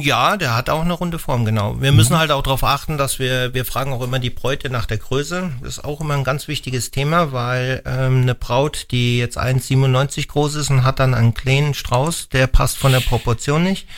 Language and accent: German; Hesse, Germany; moved away as an adult; now in Wallertheim, Germany; ich komme aus Hessen